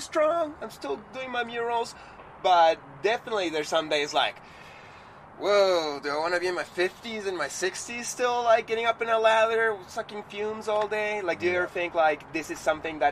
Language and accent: English; Montreal, Quebec, Canada; I'm from Montreal